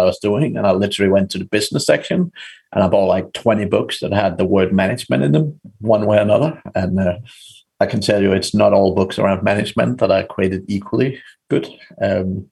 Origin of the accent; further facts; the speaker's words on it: Denmark; moved away as an adult; also born or lived in Ireland; I'm from Denmark originally, but I got a job moving to Ireland